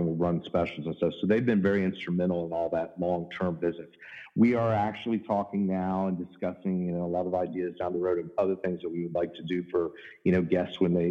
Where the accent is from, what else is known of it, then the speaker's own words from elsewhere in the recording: Virginia Beach, Virginia, United States; I was born in Virginia Beach, Virginia